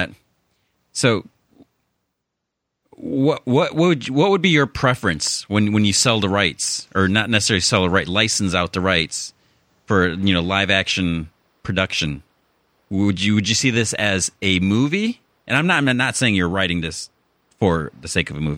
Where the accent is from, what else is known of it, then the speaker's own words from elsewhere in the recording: Chicago, Illinois, United States; accent: Chicago; moved away as an adult; now in California, United States; my Chicago accent